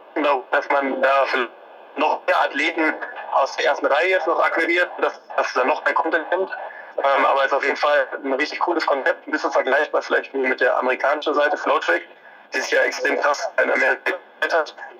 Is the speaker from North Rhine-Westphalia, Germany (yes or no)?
yes; Ruhr area, North Rhine-Westphalia, Germany; bei uns im Ruhrgebiet